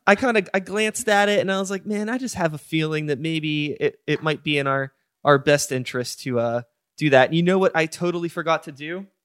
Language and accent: English; United States; I am American